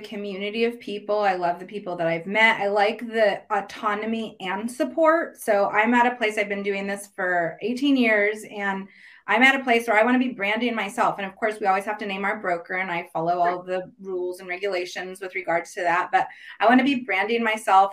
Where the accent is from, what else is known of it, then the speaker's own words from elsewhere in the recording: Ukiah, California, United States; also born or lived in Santa Cruz, California; I currently live in Santa Cruz, but I grew up in mm-hmm. uh, Ukiah, which is a little town about 100 miles north of San Francisco. California native, born and raised